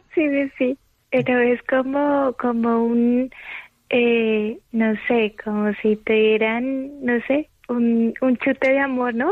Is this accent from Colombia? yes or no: yes; Colombia; now in Madrid, Spain; yo soy de Colombia